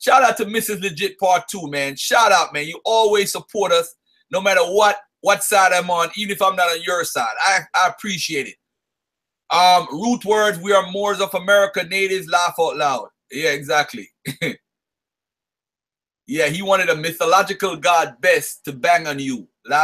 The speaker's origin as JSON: {"language": "English", "country": "Jamaica", "tie": "born or raised there", "said": "I was born in Jamaica"}